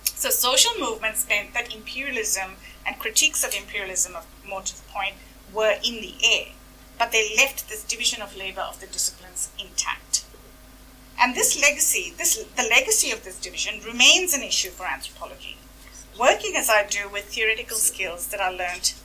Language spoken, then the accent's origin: English; Delhi, India; moved away; being brought up a Hindu, as an upper caste Hindu, growing up in Delhi